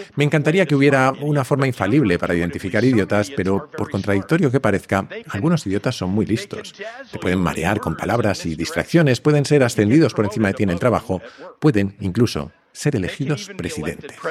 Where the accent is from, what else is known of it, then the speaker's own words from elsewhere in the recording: Spain; como decimos en España